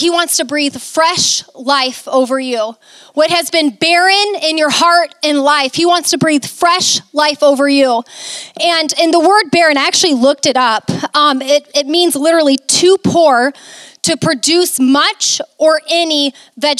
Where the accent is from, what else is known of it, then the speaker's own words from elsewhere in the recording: Mason City, Iowa, United States; moved away as an adult; also born or lived in Arizona / Florida; I never thought I'd be back to my hometown